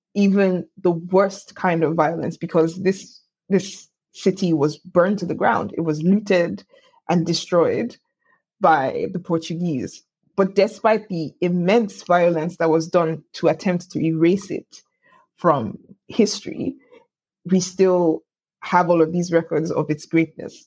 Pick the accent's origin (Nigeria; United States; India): Nigeria; Lagos; I was born in Lagos